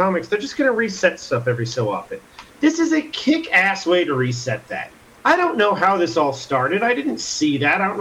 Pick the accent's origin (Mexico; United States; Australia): United States